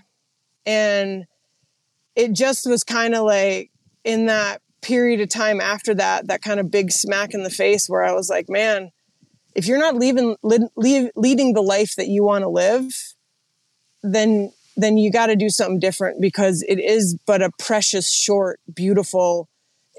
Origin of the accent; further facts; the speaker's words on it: Missoula, Montana, United States; moved away as an adult; also born or lived in Oregon / Idaho; I grew up in Montana mostly. So just outside of Missoula, in a little place called the Upper 9 Mile Valley.